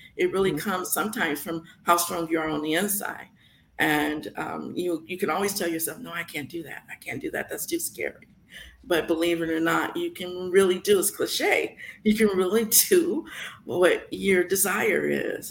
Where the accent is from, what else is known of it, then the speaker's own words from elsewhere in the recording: San Francisco, California, United States; now in Las Vegas, United States; growing up in San Francisco